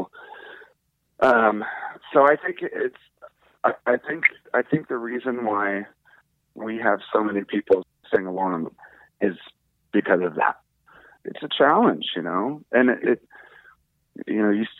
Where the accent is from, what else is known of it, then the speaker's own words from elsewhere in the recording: D.C., District of Columbia, United States; Growing up outside of Washington, D.C., a little punk rock kid